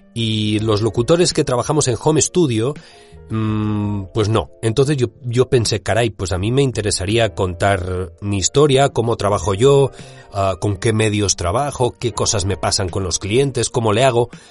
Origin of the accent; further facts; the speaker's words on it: Spain; accent: Spanish (Spain); mi acento español